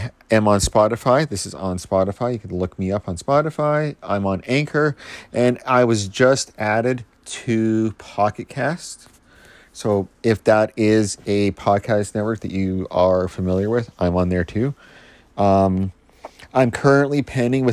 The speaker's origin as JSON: {"language": "English", "country": "Canada", "said": "I'm Canadian"}